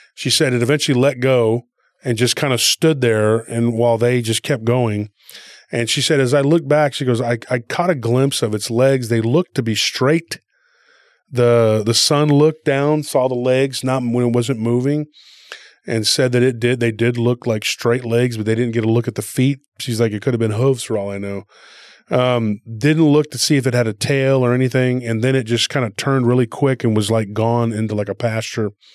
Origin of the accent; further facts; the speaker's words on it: Texas, United States; I was from Texas